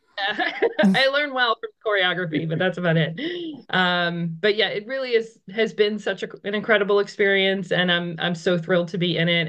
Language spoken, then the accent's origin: English; outside Boston, Massachusetts, United States; moved away as an adult; now in Ridgewood, United States; I'm actually originally from Massachusetts, just outside of the Boston area